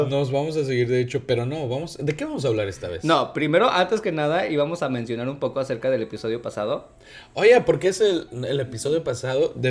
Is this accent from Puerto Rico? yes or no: no; Mexico